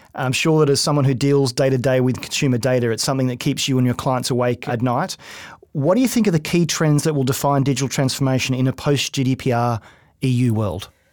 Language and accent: English; Australia; I'm Australian